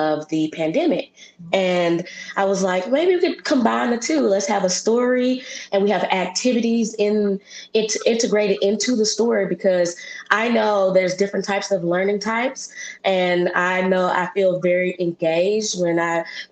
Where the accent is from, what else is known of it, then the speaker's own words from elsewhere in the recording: Memphis, Tennessee, United States; an African American born in Memphis, Tennessee, born and raised